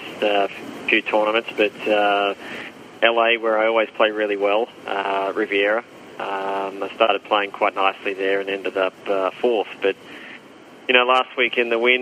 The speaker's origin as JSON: {"language": "English", "country": "Australia", "also_born_or_lived": "United States / Europe", "moved": "as an adult", "said": "as an Australian"}